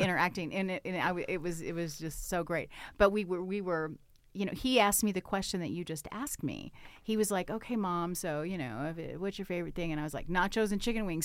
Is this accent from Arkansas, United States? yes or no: yes; Arkansas, United States; now in Bend, United States; I have a lake house where I grew up back in Arkansas